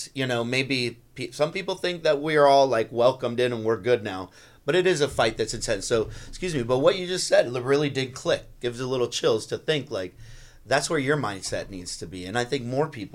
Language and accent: English; South Florida, United States; we grew up in South Florida